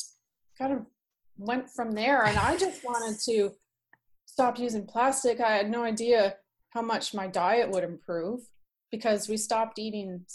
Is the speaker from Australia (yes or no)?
no; Canada; moved away as an adult; now in Northern California, United States; I'm from Canada, and I've been here for almost 20 years